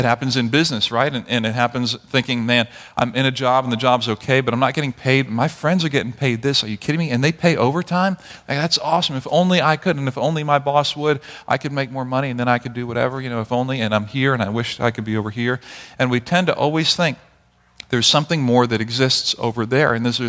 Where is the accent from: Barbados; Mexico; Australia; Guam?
Barbados; also born or lived in Grenada; many of you knew that I grew up in Barbados and Grenada. I was born in Grenada, grew up in Barbados